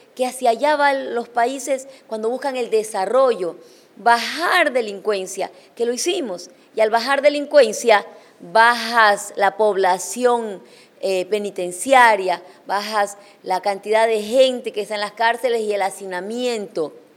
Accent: Chone, Manabí, Ecuador; en mi tierra, en Chone

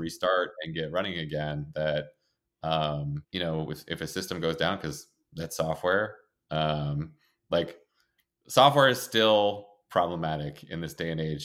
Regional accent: Maine, United States; moved away as an adult; I came from Maine

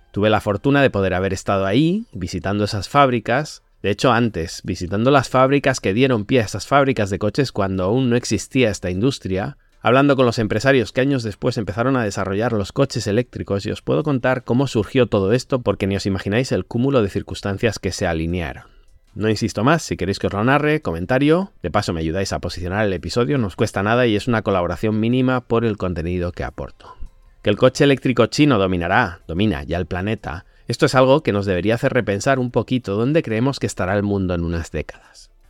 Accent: Barcelona, Catalonia, Spain; Yo nací en Barcelona, quizá por ello estoy algo sesgado, desde pequeño siempre escuché lo crítica que era la fábrica de Seat en Martorell para nosotros, en general para España

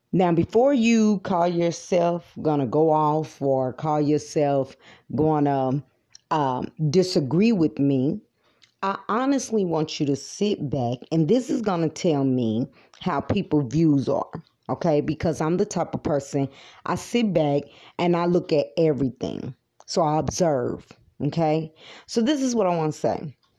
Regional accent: United States; American people

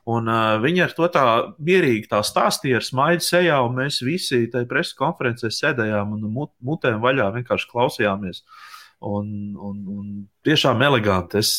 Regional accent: Lielvārde, Ogre Municipality, Latvia; jā, jā, es esmu no {S3} Lielvāras, jā.

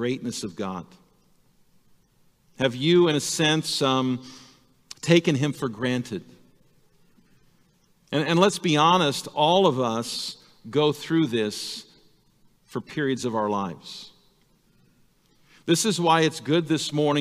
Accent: El Segundo, California, United States; now in Ripon, United States; I grew up in Southern California, in a little town called El Segundo

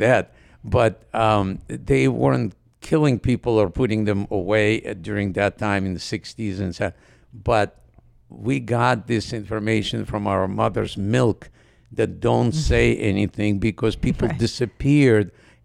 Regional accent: Odesa, Odesa Oblast, Ukraine; English is a second language; moved away as an adult; also born or lived in New York; I'm from Ukraine

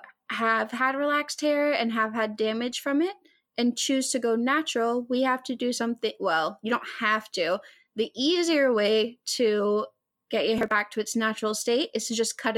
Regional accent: Hot Springs, Arkansas, United States; I grew up in Hot Springs, Arkansas.

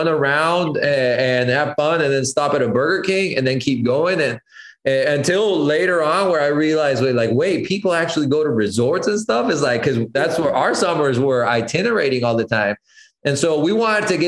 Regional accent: Colombia; growing up in Colombia, my dad, I mean, in general, the Colombian culture is very like coffee centered

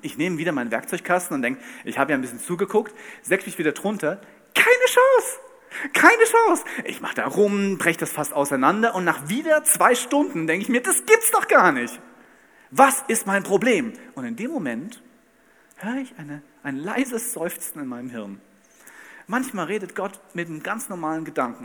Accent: Bad Camberg, Hesse, Germany; Ich komme aus Bad Camberg in Hessen

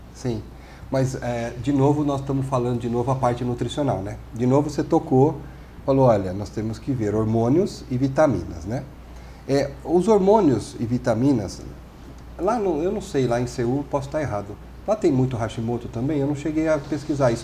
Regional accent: Brazil; nós somos brasileiros

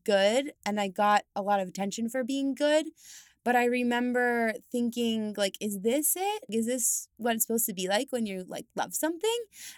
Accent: Steamboat Springs, Colorado, United States; I'm from Colorado. So I come from the mountains. I'm from a small town called Steamboat Springs. And I grew up basically just being an outdoorsy kind of girl.

